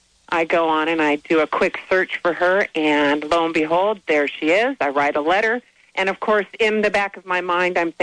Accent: Arizona, United States; I was born in Arizona

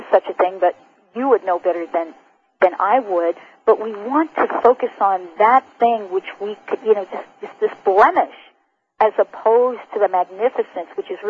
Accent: New York City, New York, United States; now in Seattle, United States; Growing up in New York City

